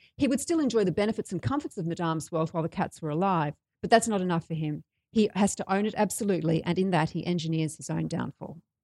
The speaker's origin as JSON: {"language": "English", "town": "Brisbane", "region": "Queensland", "country": "Australia", "said": "I am from Brisbane"}